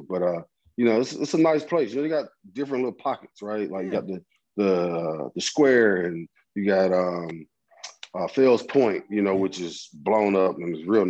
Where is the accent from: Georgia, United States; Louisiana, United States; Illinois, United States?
Georgia, United States; Atlanta; We got through it in my hometown